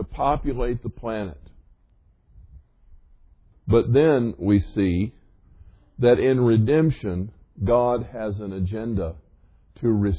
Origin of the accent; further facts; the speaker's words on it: the South, United States; I grew up in the South